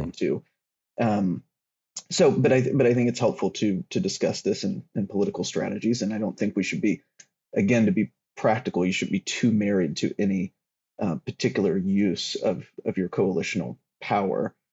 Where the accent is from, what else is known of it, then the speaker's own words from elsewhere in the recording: the South, United States; I grew up in the South